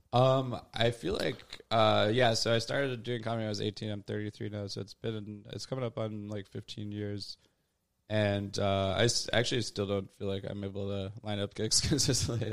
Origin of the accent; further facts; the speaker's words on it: Louisville, Kentucky, United States; moved away as an adult; also born or lived in Wisconsin / Chicago; now in New York, United States; I did grew up in Louisville